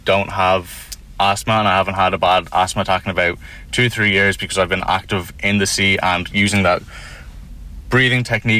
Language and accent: English; Wexford, Leinster, Ireland; also born or lived in Dublin; So I moved down to Wexford when I was 8 from Dublin, and I lived 5 minutes from the beach.